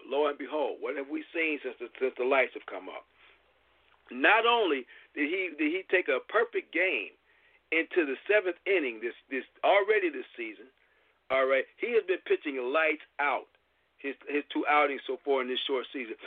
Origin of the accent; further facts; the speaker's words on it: Michigan, United States; I'm from Michigan